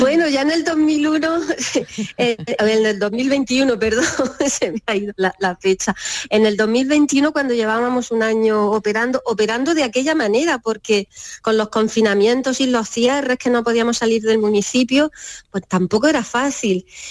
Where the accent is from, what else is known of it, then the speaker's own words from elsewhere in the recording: Almería, Andalusia, Spain; moved away as an adult; also born or lived in Madrid; now in Fondón, Spain; los dos somos de Almería